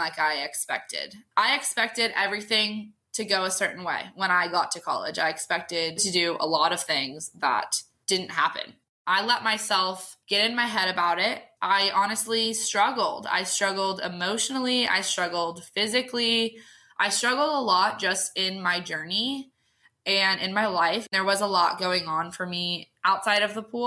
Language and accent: English; Southern California, United States; also born or lived in Sacramento, California; So I was born in Southern California, moved to Sacramento when I was about 6, joined a Parks and Rec team when I was 9 and didn't like it, moved back to Southern California just because of my dad's work.